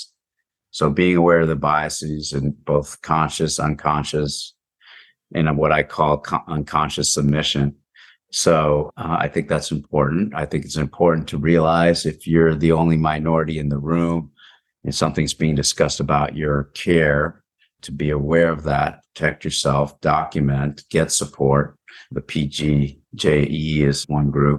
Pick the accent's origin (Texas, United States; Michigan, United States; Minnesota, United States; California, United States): California, United States; Palo Alto; also born or lived in New Jersey; I was born in Palo Alto and came back to Palo Alto for junior high and high school, but lived in New Jersey